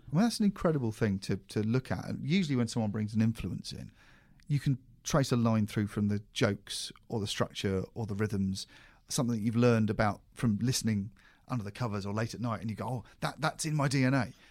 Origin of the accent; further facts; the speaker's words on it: United Kingdom; as a British person